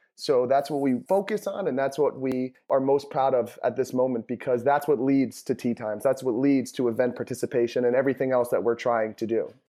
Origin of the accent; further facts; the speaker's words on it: New York, United States; I'm from New York